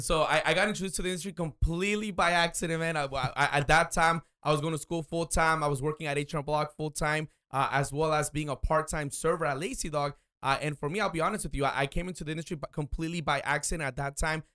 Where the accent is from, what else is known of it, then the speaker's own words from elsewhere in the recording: Oxnard, California, United States; I was born and raised here in Oxnard